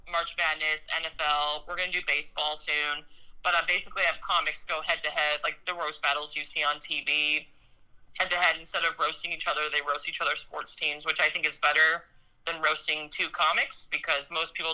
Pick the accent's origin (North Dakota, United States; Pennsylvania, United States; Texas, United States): North Dakota, United States; born there; So I I was born into a military family in North Dakota, and so half my half my roots are in Minnesot